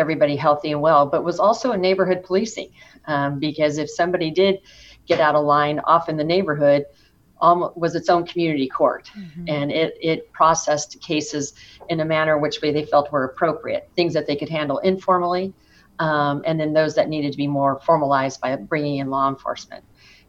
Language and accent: English; Stockton, California, United States; Yes, I was born and raised in Stockton, California. I grew up in South Stockton